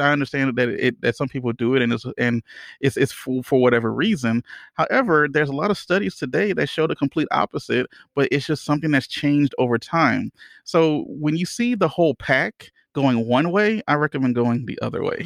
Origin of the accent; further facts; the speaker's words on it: Louisiana, United States; I'm from Louisiana